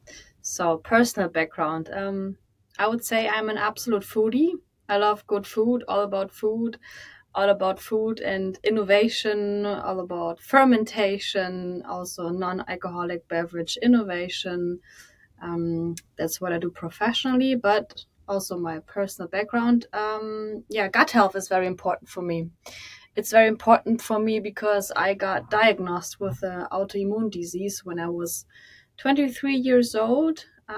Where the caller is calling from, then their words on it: Hamburg, Germany; Right from Hamburg, most beautiful city in Germany.